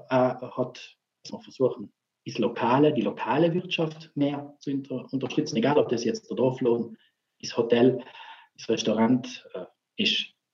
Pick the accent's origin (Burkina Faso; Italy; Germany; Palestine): Italy; Trentino-Alto Adige; Bei uns in Südtirol, äh, da, wir haben so tolle Betriebe äh